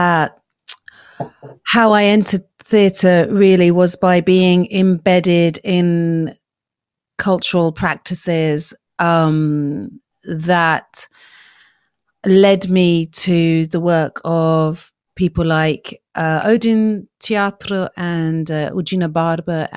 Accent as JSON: {"language": "English", "country": "Yemen", "said": "I come from Yemen and I was brought up around the cultural practices of my family home, of my origins."}